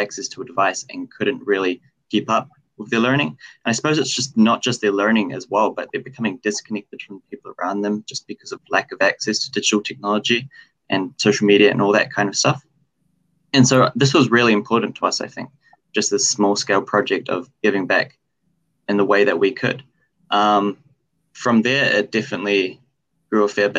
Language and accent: English; Porirua, Wellington, New Zealand; moved away as an adult; now in Dunedin, New Zealand; I come from Porirua, Wellington. But currently I'm based in Otapoti, Dunedin.